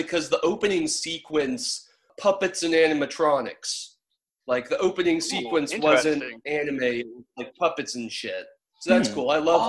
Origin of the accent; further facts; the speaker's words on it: Louisville, Kentucky, United States; moved away; we're all from Louisville, Kentucky, originally.